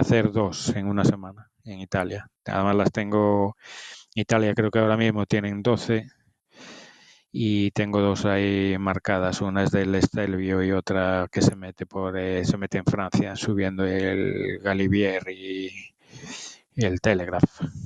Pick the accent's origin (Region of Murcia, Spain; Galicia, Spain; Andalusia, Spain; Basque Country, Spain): Galicia, Spain; Ferrol; yo soy de Ferrol